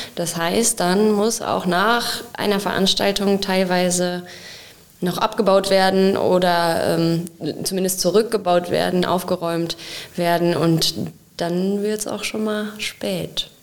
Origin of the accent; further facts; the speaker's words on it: Wenden, North Rhine-Westphalia, Germany; now in Olpe, Germany; ich komme gebürtig aus Wenden und wohne jetzt aber schon lange in Olpe